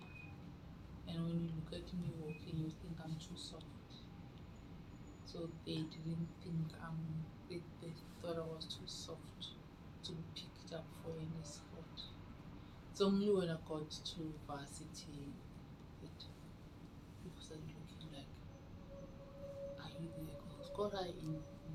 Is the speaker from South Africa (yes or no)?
yes; Makapanstad, North West, South Africa; moved away as an adult; also born or lived in Mahikeng / Cape Town; I grew up in Makapan's Dutch home